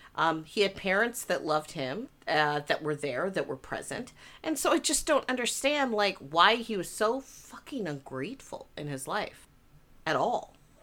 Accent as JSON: {"language": "English", "town": "Missoula", "region": "Montana", "country": "United States", "tie": "born or raised there"}